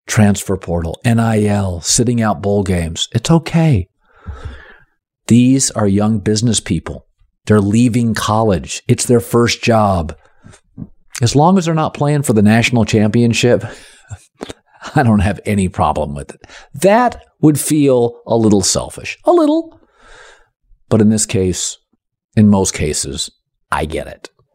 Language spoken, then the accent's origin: English; Pacific Northwest, United States; I grew up in the Pacific Northwest